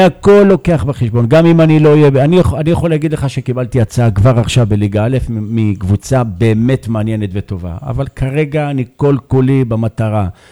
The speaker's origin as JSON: {"language": "Hebrew", "town": "Beersheba", "region": "Southern District", "country": "Israel", "said": "באר שבעי גאה"}